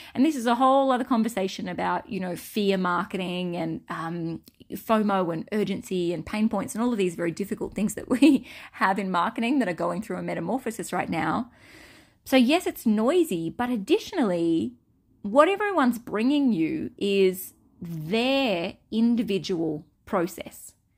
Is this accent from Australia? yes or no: yes; Australia; accent: Australian; my Australian accent